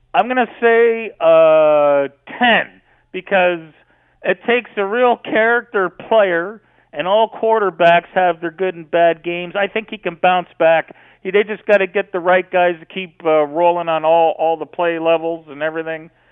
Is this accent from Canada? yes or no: yes; Canada; I'm glad I live in Canada, and I'm glad, I'm glad I'm a Canadian guy